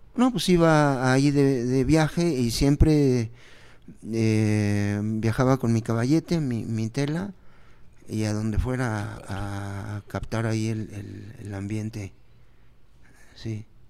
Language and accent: Spanish; Mexico; como somos mexicanos